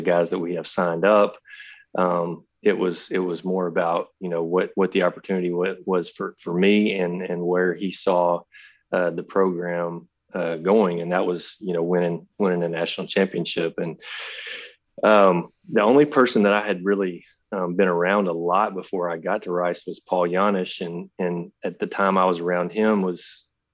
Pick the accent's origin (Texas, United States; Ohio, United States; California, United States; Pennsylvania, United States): Texas, United States; Carthage; my hometown in Carthage